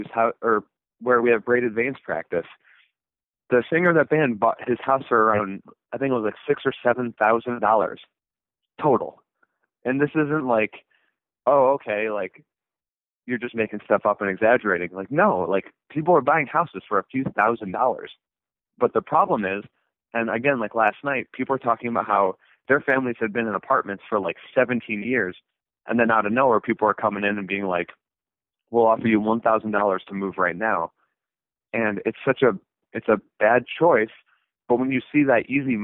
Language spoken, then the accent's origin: English; Flint, Michigan, United States; Flint, Michigan